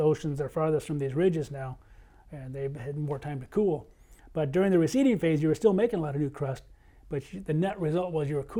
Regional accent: Michigan, United States; from Michigan, my home state

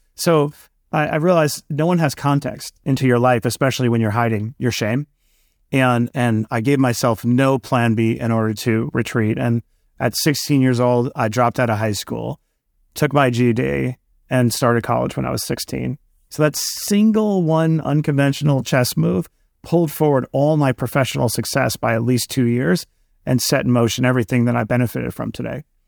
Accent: New York City, New York, United States; I grew up in Queens, New York

